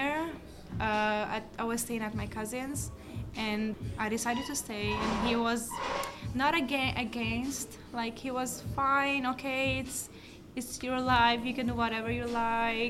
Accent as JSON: {"language": "English", "town": "Peja", "country": "Kosovo", "tie": "born or raised there", "also_born_or_lived": "Pristina, Kosovo", "second_language": "English", "moved": "as an adult", "lives_now": "New York, United States", "said": "I'm from the Opeia. It's a city in Kosovo."}